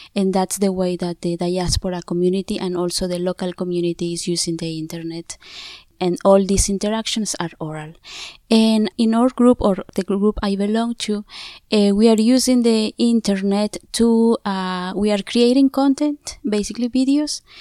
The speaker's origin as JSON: {"language": "English", "region": "Oaxaca", "country": "Mexico", "said": "I'm from Oaxaca, Mexico. I belong to a Zapote community"}